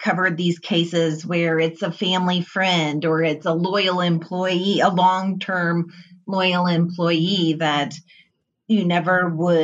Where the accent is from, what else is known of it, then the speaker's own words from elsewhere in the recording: New Haven, Missouri, United States; moved away; there aren't very many trucking companies in New Haven, Missouri, you know, and this is my hometown